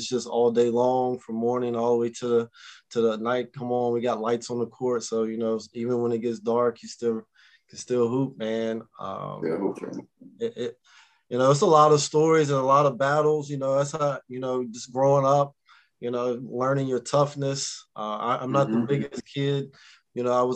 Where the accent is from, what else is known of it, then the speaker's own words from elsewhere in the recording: Vinton, Virginia, United States; the neighborhood I grew up in Roanoke or Vinton, Virginia